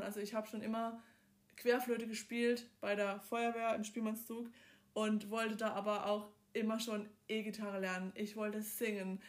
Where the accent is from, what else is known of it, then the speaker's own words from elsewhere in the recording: Southern Germany, Germany; ich komme aus dem Süden von Deutschland, aus dem Partnerländler